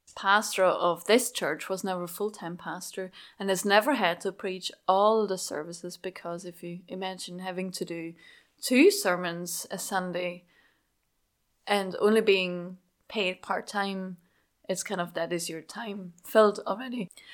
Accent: Schaffhausen, Switzerland; English is a second language; moved away as an adult; also born or lived in France; Schaffhausen, where I grew up in Switzerland. That explains my accent, by the way.

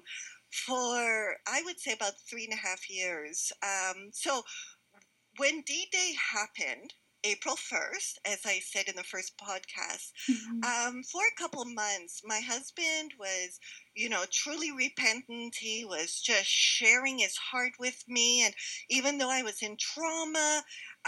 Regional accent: Montreal, Quebec, Canada; moved away; I was born and raised in Montreal. So I'm a city girl.

